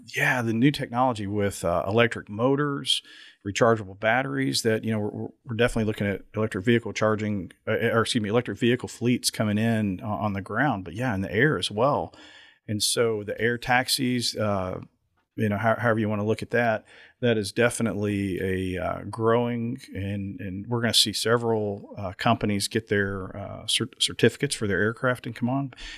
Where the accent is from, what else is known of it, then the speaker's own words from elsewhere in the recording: Lexington, Kentucky, United States; my hometown airport